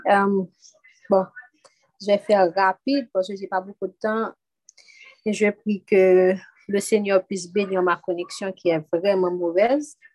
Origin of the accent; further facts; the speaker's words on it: Haiti; Parce que je viens d'Haïti.